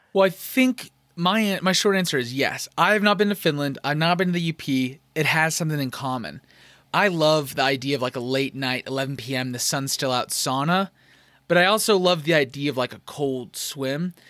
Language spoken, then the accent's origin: English; Arizona, United States; I'm from Arizona, the Grand Canyon State